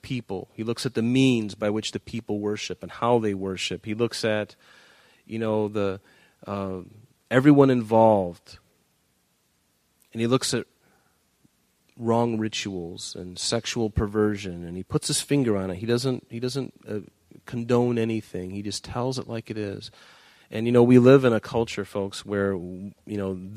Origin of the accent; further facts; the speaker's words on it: Northport, Michigan, United States; we grew up in Northport, Michigan.